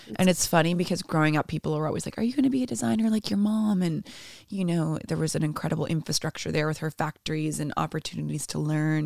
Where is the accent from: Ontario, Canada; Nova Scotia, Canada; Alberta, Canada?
Ontario, Canada; Toronto; first language Portuguese; English is a second language; moved away as an adult; now in Iceland; I grew up in Toronto